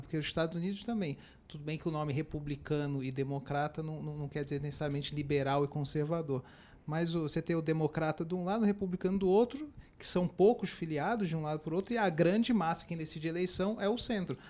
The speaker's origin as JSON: {"language": "Portuguese", "region": "Rio de Janeiro", "country": "Brazil", "moved": "yes", "lives_now": "São Paulo, Brazil", "said": "eu que sou carioca"}